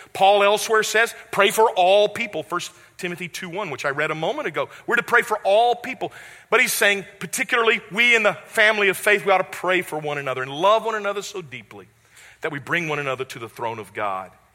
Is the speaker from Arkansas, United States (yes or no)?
yes; West Memphis, Arkansas, United States; moved away; also born or lived in Jackson, Mississippi; my hometown, which is West Memphis, Arkansas.